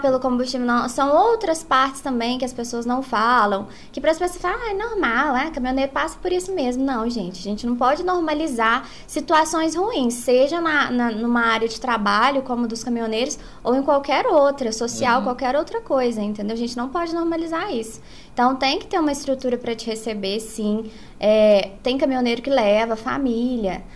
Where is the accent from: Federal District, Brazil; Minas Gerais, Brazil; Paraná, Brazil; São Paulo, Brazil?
Minas Gerais, Brazil; south of; now in Arcos, Brazil; eu não sou natural de Arcos, eu moro em Arcos há 21 anos. Eu sou do sul de Minas